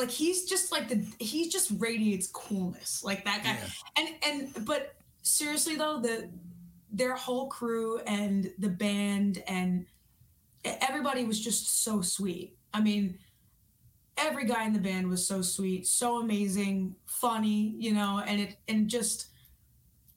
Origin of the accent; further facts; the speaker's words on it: New York, United States; I'm from New York.